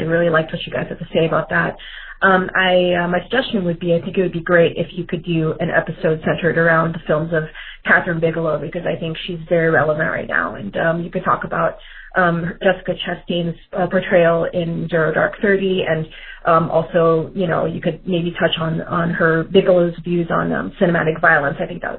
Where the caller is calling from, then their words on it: Tel Aviv, Tel Aviv District, Israel; I'm a listener from Tel Aviv, Israel.